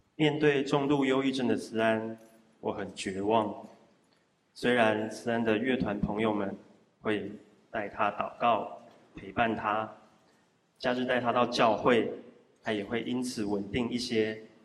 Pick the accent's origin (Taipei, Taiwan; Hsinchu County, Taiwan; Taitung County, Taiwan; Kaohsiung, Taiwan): Hsinchu County, Taiwan; Zhudong; 我出生在竹东客家小镇